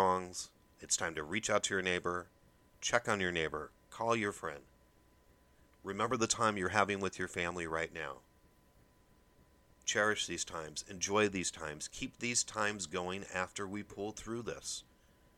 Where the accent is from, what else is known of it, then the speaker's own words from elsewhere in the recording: Midwest, United States; I was brought up here in the Midwest